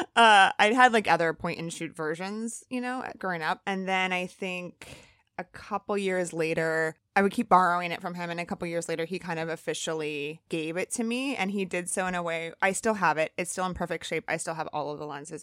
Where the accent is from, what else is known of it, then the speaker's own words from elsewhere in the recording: Elkhart, Indiana, United States; moved away as an adult; also born or lived in Chicago / Santa Barbara; I was born in Chicago and I grew up in Elkhart, Indiana